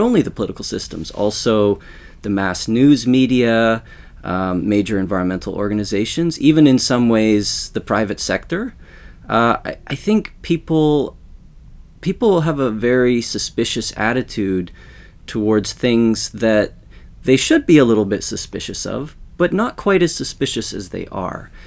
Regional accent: Western Canada, Canada; now in Sweden; I grew up in Western Canada

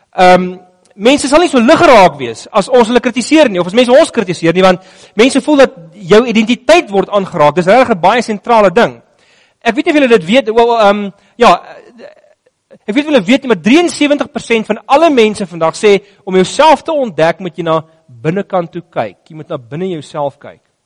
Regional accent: South Africa

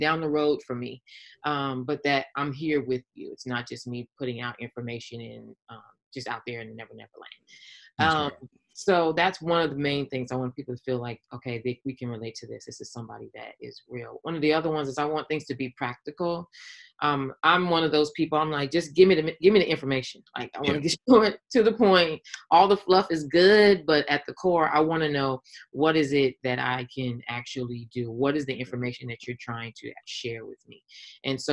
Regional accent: Los Angeles, California, United States; born and raised on the West Coast, LA Cali girl

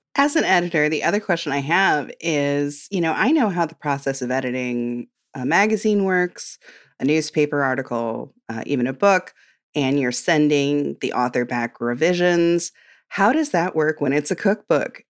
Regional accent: Midwest, United States; I'm from the Midwest, and we love a comfort casserole

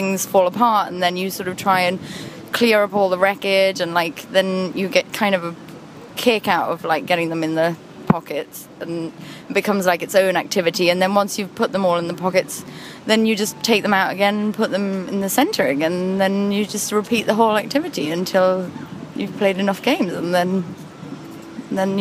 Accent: United Kingdom; I'm British

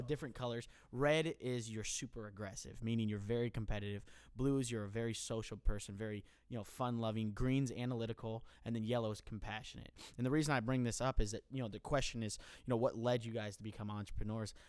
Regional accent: hometown near William Penn University, Iowa, United States; I'm gonna come back to my hometown

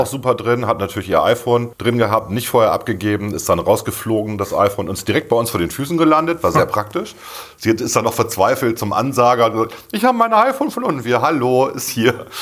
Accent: Bremen, Germany; ich bin halt Bremer, ich bin hier groß geworden und ich kenne das von klein auf

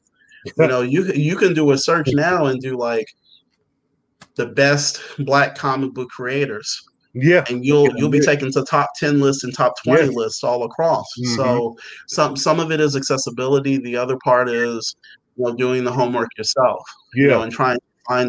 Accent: Chicago, Illinois, United States; moved away; I'm from Chicago originally, so we didn't have comic book stores where I lived

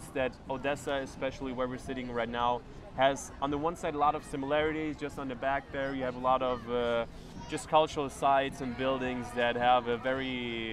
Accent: Germany; also born or lived in Zaporizhzhia, Ukraine / United States; I was born in Ukraine, specifically in Zaporozhye, and my family immigrated to Germany when I was like six. So basically all my life I grew up in Germany

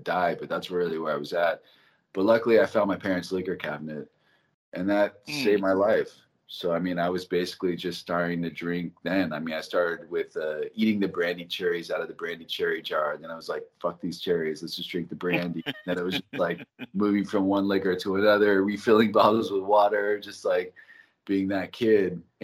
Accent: Los Angeles, California, United States; also born or lived in Santa Monica; I was born in Santa Monica Hospital. I was raised in the Valley

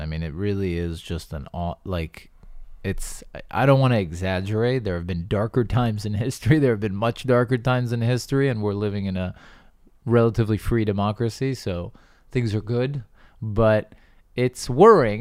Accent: United States; I'm American, and so I, I have that in my blood

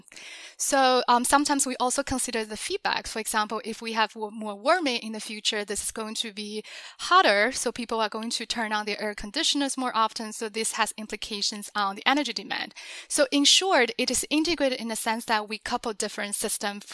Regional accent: China; moved away as an adult; also born or lived in Beijing; now in United States; I grew up in China and I went to college in Beijing.

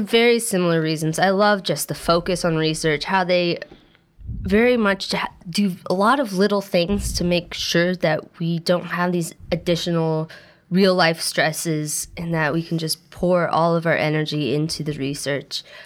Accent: Pendleton, Oregon, United States; moved away as an adult; also born or lived in Portland, Oregon; now in New York, United States; I was born and raised, actually, on a farm in Pendleton, Oregon, which is a very rural area

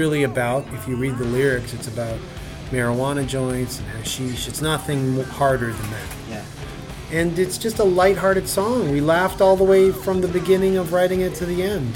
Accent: Canada; We're from Canada

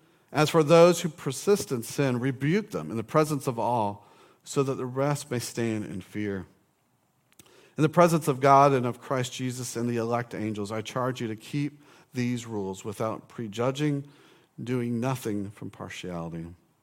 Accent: Orange Park, Florida, United States; In college, I grew up in Orange Park.

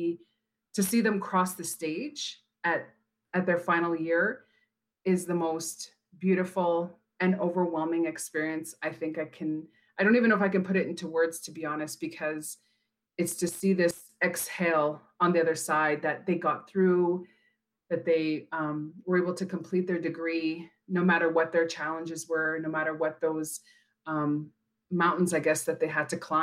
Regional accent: Kehewin Cree Nation, Alberta, Canada; I'm from Kihiwan Cree Nation, which is about 2.5 hours northeast of Edmonton

